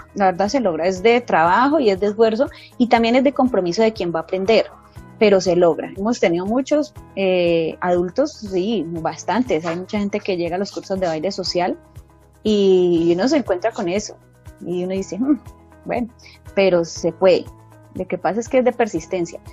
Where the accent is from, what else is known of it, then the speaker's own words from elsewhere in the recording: Colombia; como colombianos